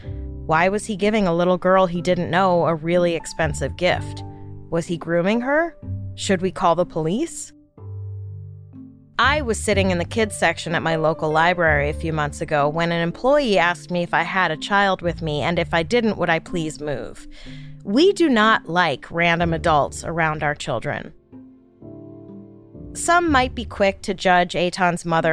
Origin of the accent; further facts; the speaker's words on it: New York City, New York, United States; growing up in New York City, my friends and I kinda had free rein over our neighborhood